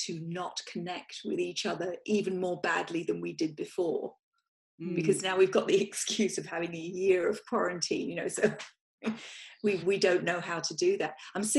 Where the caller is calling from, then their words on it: Simi Valley, California, United States; I'm coming in from Simi Valley in Ventura. And I'm in my office.